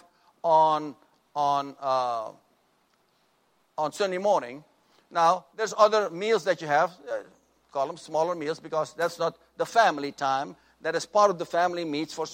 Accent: Suriname; moved away; when I grew up in our family, in my home country of Suriname

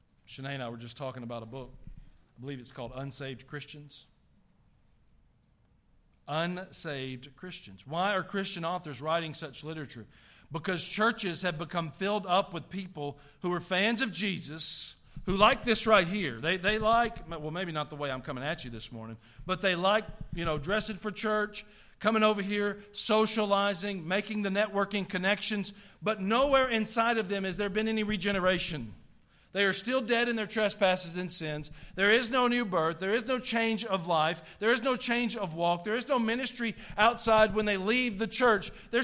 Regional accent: the South, United States; accent: Southern

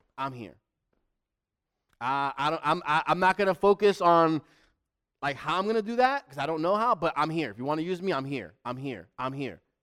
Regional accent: New York City, New York, United States; moved away; also born or lived in Manhattan; I'm from the Bronx, but I wasn't born in the Bronx. I was born in Manhattan, and then I left early in New York.

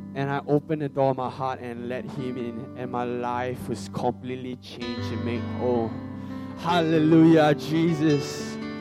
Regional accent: Singapore; I'm from Singapore, okay. I, I'm not from China

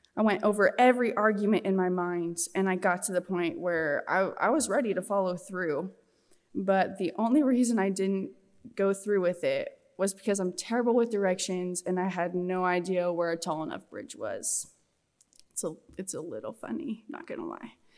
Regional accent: Scottsbluff, Nebraska, United States; I'm from Western Nebraska, Scottsbluff, Goering area.

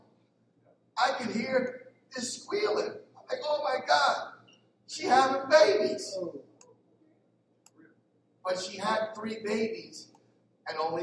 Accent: Philadelphia, Pennsylvania, United States; I'm from Philly.

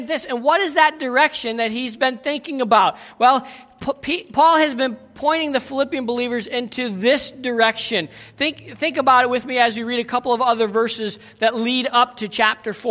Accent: United States; moved away; I was from America and am from America

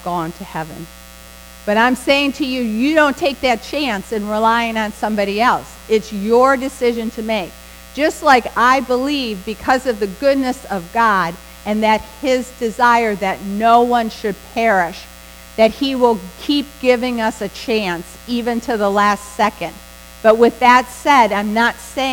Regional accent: Western New York, United States; moved away; when I grew up in Western New York

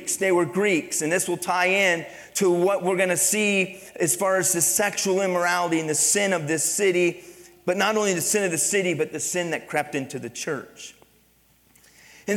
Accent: Pennsylvania, United States; moved away; also born or lived in Midwest; I grew up in Pennsylvania

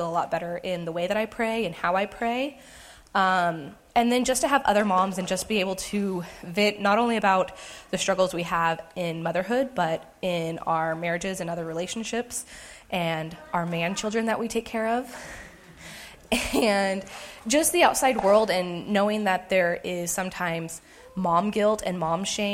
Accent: United States; moved away as an adult; also born or lived in Hays, Kansas; I'm from this area, but to move back 3 years ago

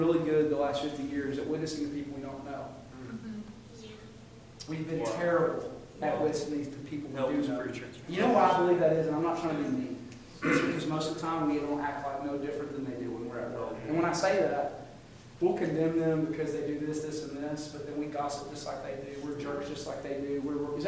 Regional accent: United States; I'm as American as you can get. I'm a flag-waving American

